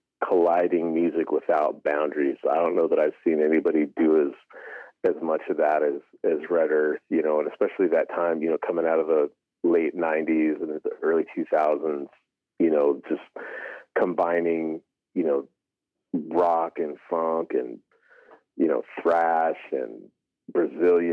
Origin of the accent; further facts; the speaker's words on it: Seattle, Washington, United States; moved away as an adult; also born or lived in Albuquerque; I was born and raised in the Seattle area. I'm Siksika, but I grew up in the Seattle area